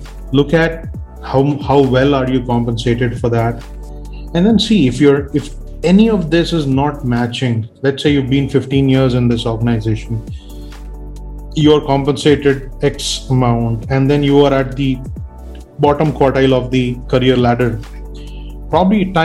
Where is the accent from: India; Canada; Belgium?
India; as an Indian